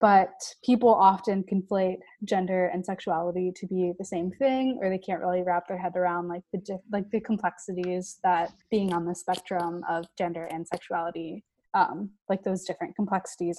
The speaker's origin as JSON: {"language": "English", "region": "rural Louisiana", "country": "United States", "also_born_or_lived": "Memphis, Tennessee", "moved": "as an adult", "said": "I'm from Louisiana and like rural Louisiana, and I went to college in Memphis, Tennessee"}